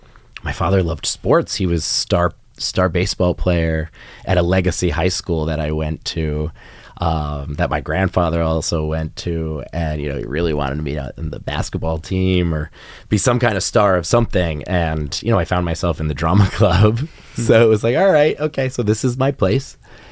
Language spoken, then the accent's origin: English; Rhode Island, United States; I was raised in Rhode Island, part of New England. And again, very small state, very small school where kind of everybody knows your business.